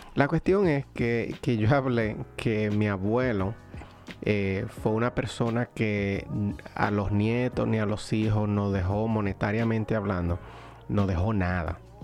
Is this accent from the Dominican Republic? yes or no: yes; Dominican Republic; como diríamos dominicana